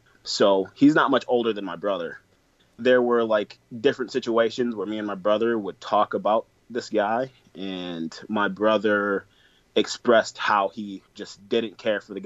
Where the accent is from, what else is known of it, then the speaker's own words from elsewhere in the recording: Flint, Michigan, United States; now in Detroit area, United States; that is my hometown